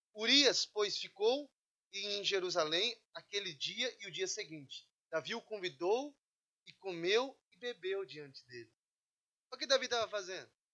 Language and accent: Portuguese; Brazil; moved away; Sou brasileiro